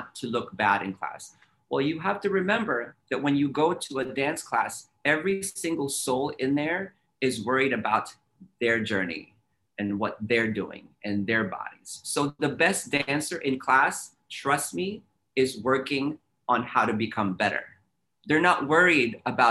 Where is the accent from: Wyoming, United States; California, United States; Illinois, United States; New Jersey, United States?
California, United States; San Francisco; I grew up in San Francisco